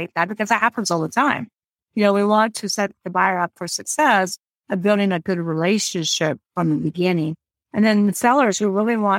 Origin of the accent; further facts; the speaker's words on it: California, United States; So I am from California, just to throw that out there. Well, I'm from California.